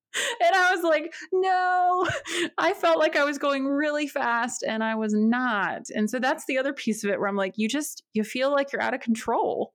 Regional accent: outside Winston-Salem, North Carolina, United States; moved away as an adult; also born or lived in Springfield, Missouri; now in Northern Virginia, United States; And then my family, we moved to North Carolina. And so, most of my life was outside of like the Winston-Salem area, tiny town, very rural.

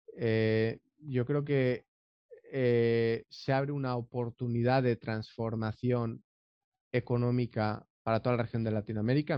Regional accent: Valencia, Valencian Community, Spain; born or raised there; moved away as an adult; now in San José del Cabo, Mexico

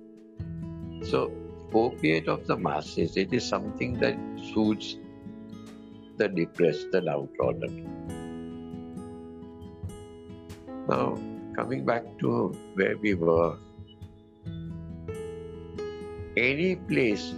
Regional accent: India; I'm an Indian

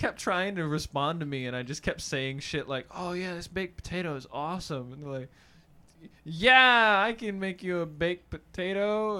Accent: North Carolina, United States; I was raised on Southern food. Mm-hmm. I come from a family from North Carolina. I was born there.

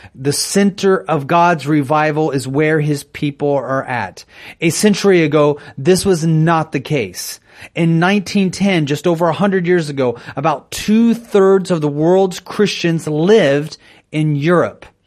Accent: United States; I'm an American citizen

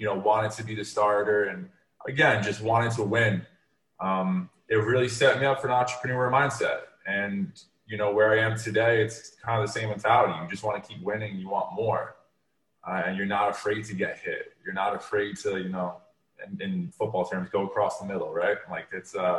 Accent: Westchester County, New York, United States; now in Miami, United States; I'm originally from Westchester County, up in New York

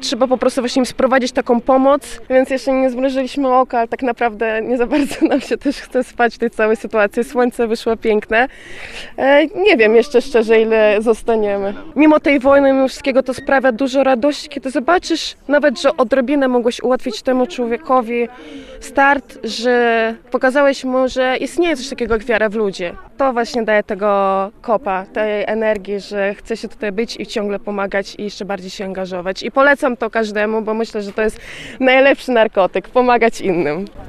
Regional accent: Donetsk, Rostov Oblast, Russia; Polish is a second language; now in Poland; Ja pochodzę z rosyjskiego Doniecka, żeby powiedzieć, z Rostowskiej oblasti

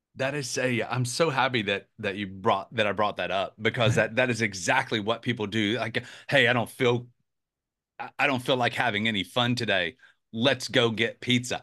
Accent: Atlanta, Georgia, United States; also born or lived in South Carolina; now in Charleston, United States; I grew up in Atlanta and moved to South Carolina many, many years ago

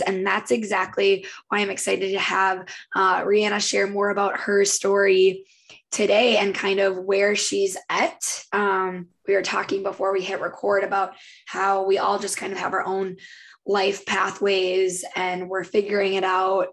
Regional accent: Minnesota, United States; we're both from Minnesota, her

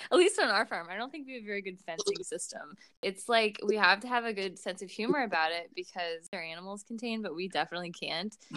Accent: St. Louis, Missouri, United States; moved away as an adult; now in Marysville, United States; We're originally from St. Louis, Missouri

